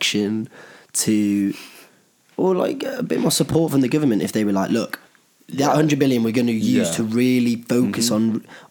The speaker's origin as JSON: {"language": "English", "area": "Cheshire", "region": "North West England", "country": "United Kingdom", "also_born_or_lived": "Edinburgh", "said": "we're from Cheshire"}